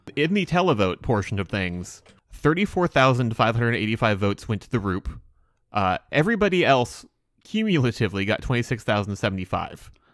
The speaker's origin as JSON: {"language": "English", "country": "United States", "said": "watching as an American."}